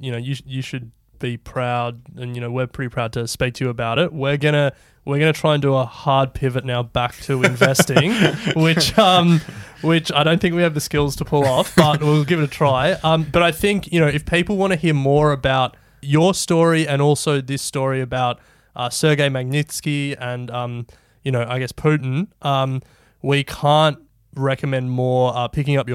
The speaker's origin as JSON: {"language": "English", "country": "Australia", "said": "Bryce and I reflect on being Australians"}